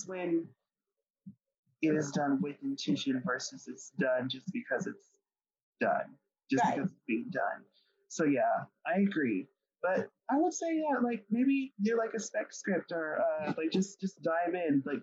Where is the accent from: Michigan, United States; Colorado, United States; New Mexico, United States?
Colorado, United States; I'm from Colorado